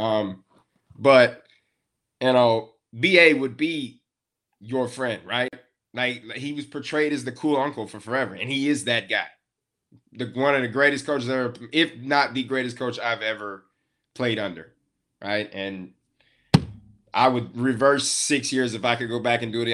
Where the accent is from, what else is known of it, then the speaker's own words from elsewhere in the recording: West Texas, United States; I'm from West Texas